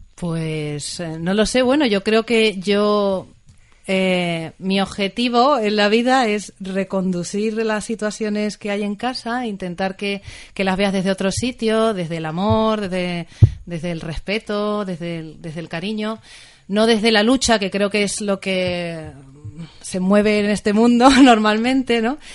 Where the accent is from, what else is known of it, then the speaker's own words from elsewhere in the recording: Tenerife, Canary Islands, Spain; moved away as an adult; now in Asturias, Spain; Yo soy de Tenerife, de un lugar cálido